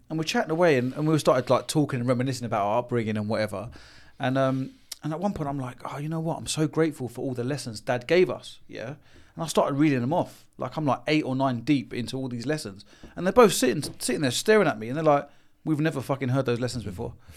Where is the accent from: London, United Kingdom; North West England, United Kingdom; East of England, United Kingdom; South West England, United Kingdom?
London, United Kingdom; being born and raised in London and Haringey